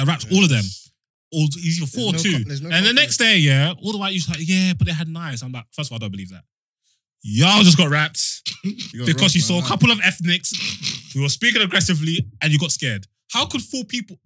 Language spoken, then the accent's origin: English; London, United Kingdom; I'm from Northwest, so Mill Hill County